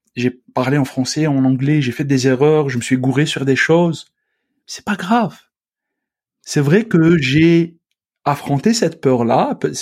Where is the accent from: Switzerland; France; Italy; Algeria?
Algeria; moved away as an adult; now in Quebec, Canada; mon pays d'origine, donc l'Algérie